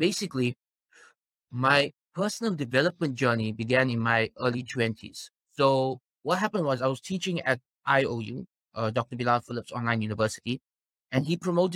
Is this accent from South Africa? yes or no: yes; South Africa; Born and raised in South Africa, I'm actually fifth generation South African